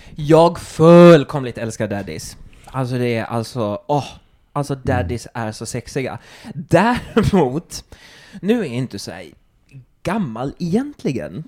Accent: Turku, Southwest Finland, Finland; moved away; Jag kommer från Åbo.

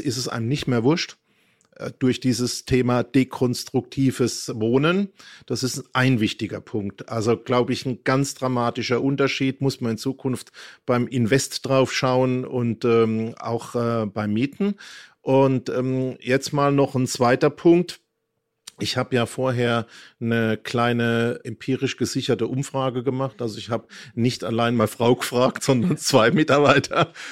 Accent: Mannheim, Baden-Württemberg, Germany; Ich bin in einer Arbeiterstadt, in einem Arbeiterhaushalt groß geworden in Mannheim

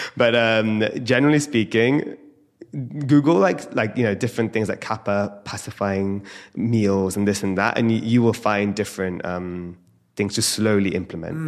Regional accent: India; having Ayurvedic roots, being Indian

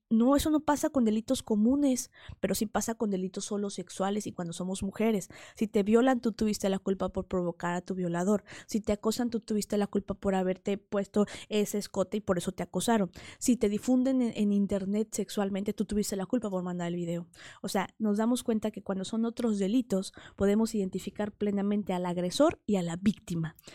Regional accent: Huauchinango, Puebla, Mexico; Yo soy originaria de Huachinango, Puebla, un pueblito de la Sierra Norte de Puebla

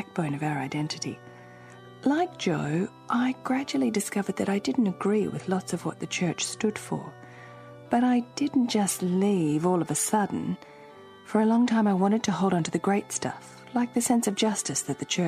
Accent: Australia; now in Ireland; I grew up in Australia, and when I moved here

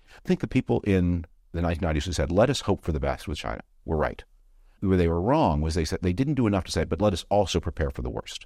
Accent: Canada; moved away; I'm from Canada originally

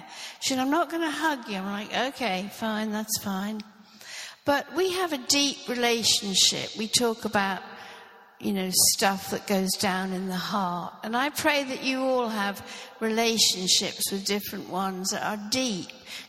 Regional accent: Norfolk, East of England, United Kingdom; I grew up in Norfolk. I was born in Norfolk and I grew up there. And I grew up in the Anglican church.

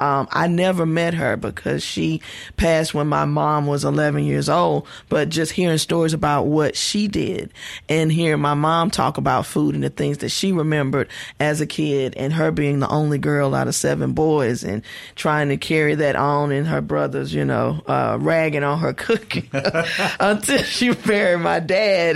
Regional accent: West Point, Mississippi, United States; I'm from West Point, Mississippi

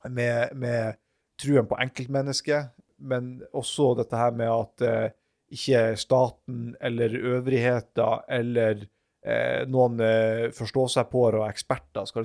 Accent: Harstad, Troms, Norway; at dem som er fra helt sør i Troms og Finnmark, sånn som jeg er fra Harstad

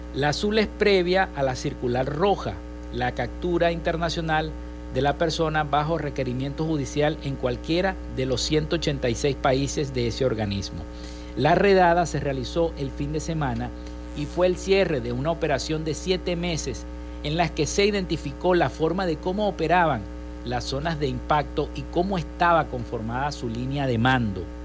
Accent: Venezuela; desde nuestro país, desde acá, desde Venezuela

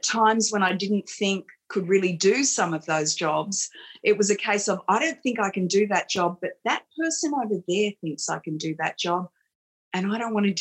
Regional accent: Campbelltown, New South Wales, Australia; I was a kid from Campbelltown. I didn't go to private school

